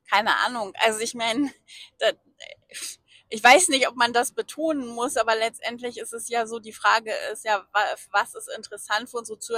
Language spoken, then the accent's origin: German; Bielefeld, North Rhine-Westphalia, Germany; für mich als Bielefelder hab, war